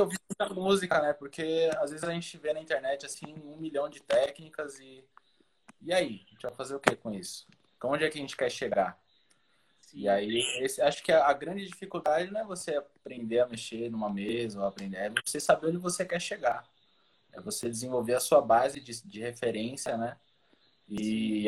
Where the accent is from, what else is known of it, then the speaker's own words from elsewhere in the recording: São Paulo, Brazil; moved away; also born or lived in Salvador; Morava em São Paulo, sou de São Paulo